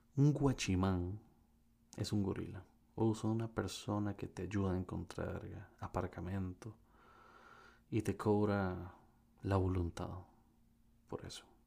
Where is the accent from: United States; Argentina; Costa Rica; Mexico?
Costa Rica; un costarricense que vive en Costa Rica, mejor conocido como un tico